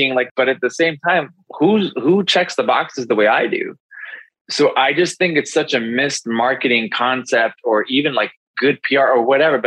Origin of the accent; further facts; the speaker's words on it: Chicago, Illinois, United States; I'm from Chicago, born and raised here, a former police officer